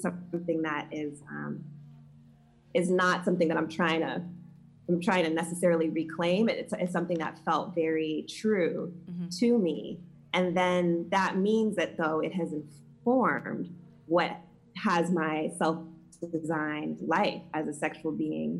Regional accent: the South, United States; a queer Black woman growing up in the South

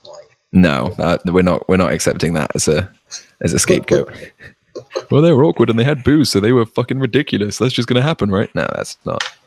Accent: United Kingdom; as a Brit

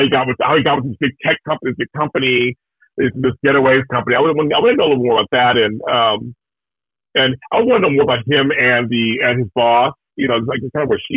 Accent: Pittsburgh, Pennsylvania, United States; moved away; I come from Pittsburgh

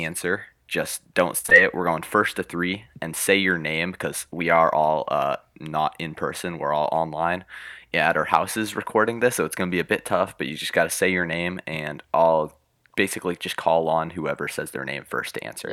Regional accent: Oregon, United States; I was born in Oregon

